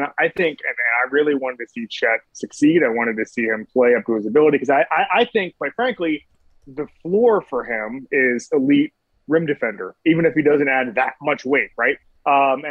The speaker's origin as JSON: {"language": "English", "town": "Orlando", "region": "Florida", "country": "United States", "tie": "born or raised there", "also_born_or_lived": "Miami", "moved": "yes", "said": "I'm from Orlando. But I am from Orlando proper"}